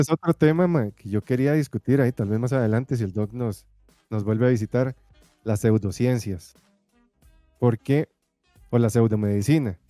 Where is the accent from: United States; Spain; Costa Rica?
Costa Rica; uno como tico es muy achantado, muy, muy relajado